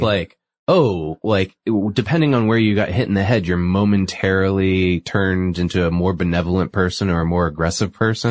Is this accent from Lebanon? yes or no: no; New England, United States; I'm from New England